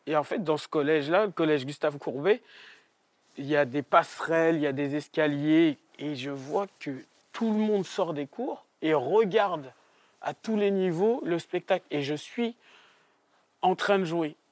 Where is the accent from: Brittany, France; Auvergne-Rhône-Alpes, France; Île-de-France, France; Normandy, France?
Île-de-France, France; Trappes; moi, j'ai grandi à Trappes